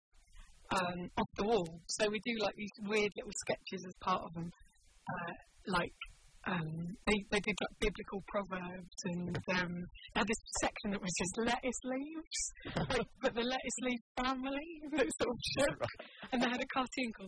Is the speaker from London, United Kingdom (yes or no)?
yes; London, United Kingdom; moved away as an adult; also born or lived in Kent / West Country; I grew up in South East London